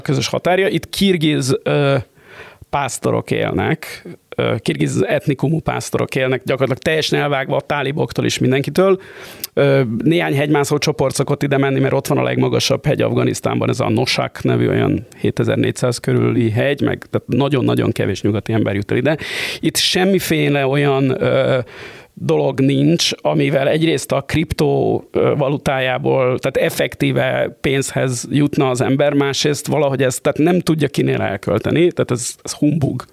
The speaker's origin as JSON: {"language": "Hungarian", "region": "Budapest", "country": "Hungary", "said": "a budapestiként"}